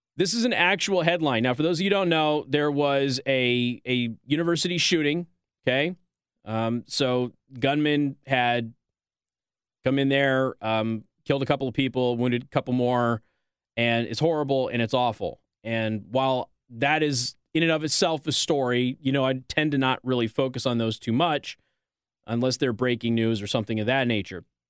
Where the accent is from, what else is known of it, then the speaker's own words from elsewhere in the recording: Nevada, United States; my home state of Nevada